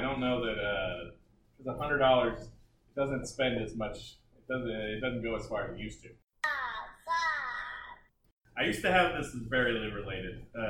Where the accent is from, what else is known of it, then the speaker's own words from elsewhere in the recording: Round Rock, Texas, United States; also born or lived in Austin, Texas; I was born in Austin and I had a short 12-year sabbatical in Round Rock.